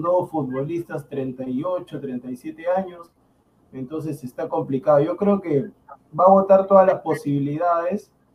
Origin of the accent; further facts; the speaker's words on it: Peru; yo le digo como peruano